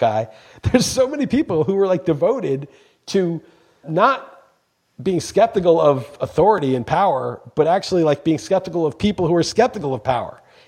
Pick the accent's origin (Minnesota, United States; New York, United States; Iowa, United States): New York, United States; moved away as an adult; now in Portugal; I'm from New York